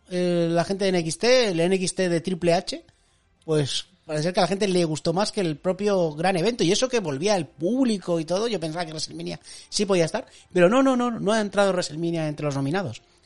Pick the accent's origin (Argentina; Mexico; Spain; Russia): Spain; La Rioja; en mi pueblo, tío, que es de La Rioja